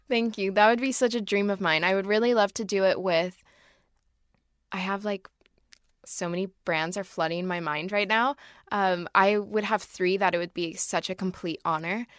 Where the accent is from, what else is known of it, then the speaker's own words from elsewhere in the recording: Oregon, United States; I'm from Oregon.